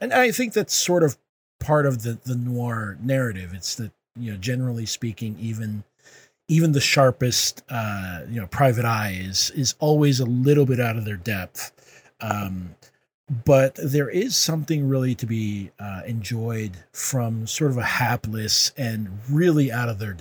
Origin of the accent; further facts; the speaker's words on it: Puerto Rico; I'm from Puerto Rico